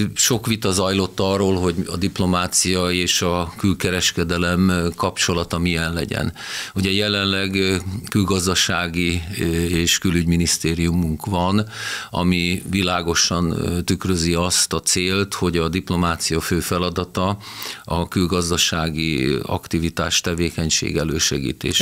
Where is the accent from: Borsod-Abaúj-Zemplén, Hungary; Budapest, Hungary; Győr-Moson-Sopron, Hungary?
Győr-Moson-Sopron, Hungary; Győr; Győri lévén elmentem egy évet dolgozni a, a vagongyárba